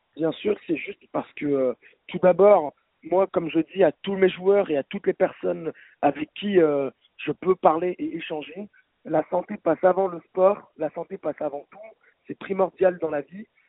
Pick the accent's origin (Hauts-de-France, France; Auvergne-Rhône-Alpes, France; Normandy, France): Auvergne-Rhône-Alpes, France; Lyon; J'ai toujours été lyonnais, effectivement.